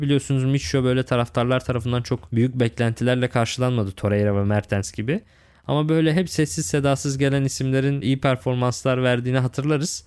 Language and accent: Turkish; Lüleburgaz, Kırklareli, Turkey; ben de Lüleburgazlıyım. Edirne Lüleburgaz bizim oralar var.